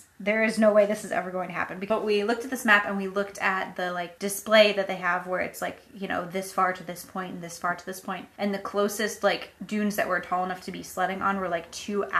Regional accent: New England, United States; because we come from New England, like, we're used to seeing, like, dunes on the beach.

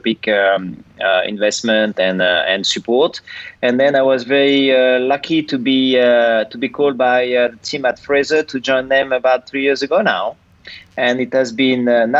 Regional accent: Angers, Pays de la Loire, France; moved away; also born or lived in Brittany; I come from a city called Angers, which is in the western part of France

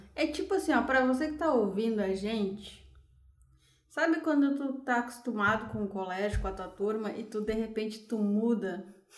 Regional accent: Gravataí and Caxias, Rio Grande do Sul, Brazil; also born or lived in Porto Alegre; Nasci em Porto Alegre, mas morei muito tempo uh, em Gravataí, Caxias

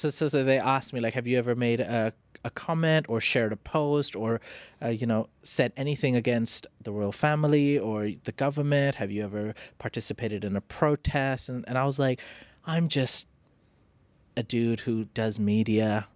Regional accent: Phuket, Thailand; I grew up in Phuket, so my skin was mostly tan

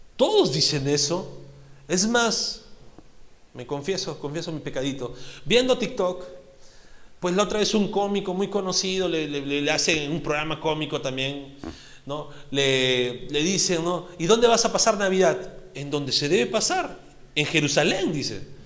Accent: Peru; Como peruanos

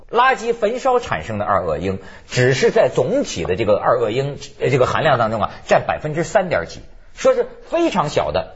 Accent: China; 我们中国人

